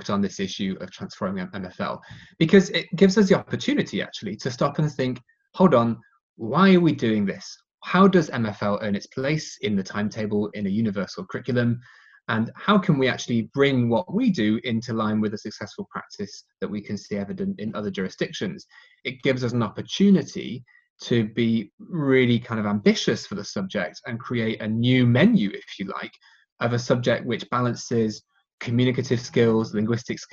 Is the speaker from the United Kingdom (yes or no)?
yes; England, United Kingdom; my hometown in England